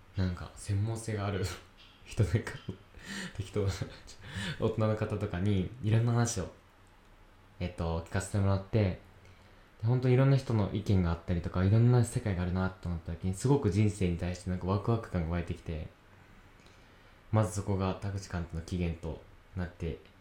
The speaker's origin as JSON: {"language": "Japanese", "region": "Yamanashi", "country": "Japan", "tie": "born or raised there", "said": "山梨県出身大学生2人"}